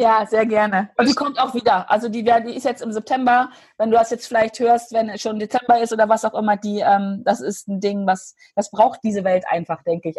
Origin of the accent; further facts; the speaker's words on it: Hanover, Lower Saxony, Germany; bei uns in Hannover.